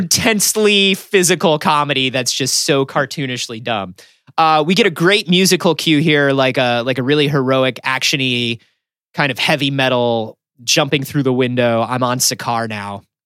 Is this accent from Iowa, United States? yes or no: no; Florida, United States; growing up in Florida